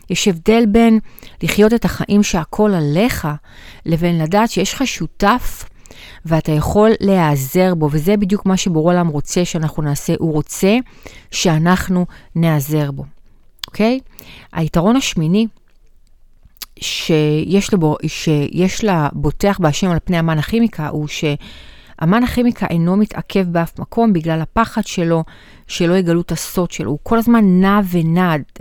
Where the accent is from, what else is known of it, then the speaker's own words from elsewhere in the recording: Bat Yam, Tel Aviv District, Israel; now in Gan Yavne, Israel; עכשיו, אני לא מיבנה, לא מכירה את יבנה, אני גרה בגן יבנה, גדלתי בבת ים, הייתי בבאר שבע.